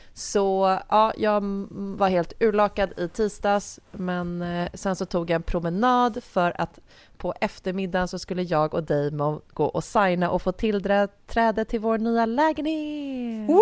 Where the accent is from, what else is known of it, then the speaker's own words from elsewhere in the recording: Nacka, Stockholm County, Sweden; also born or lived in Jarlaberg, Nacka; min barndom tillbringades i Älta